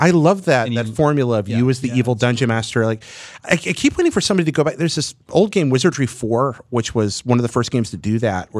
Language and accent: English; Hickory, North Carolina, United States; moved away; That's my hometown, Hickory.